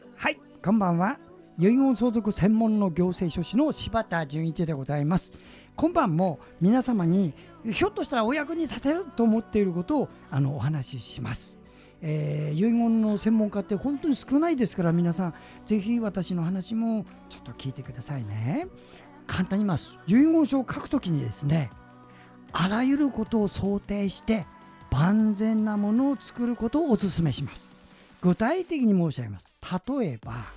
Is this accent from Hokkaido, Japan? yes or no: no; Hachinohe, Aomori, Japan; now in Tokyo, Japan; 私はね太平洋側の八戸市というところです